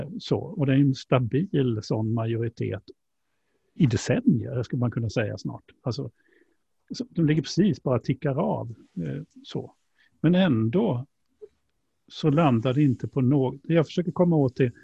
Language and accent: Swedish; Sweden; vi som svenskar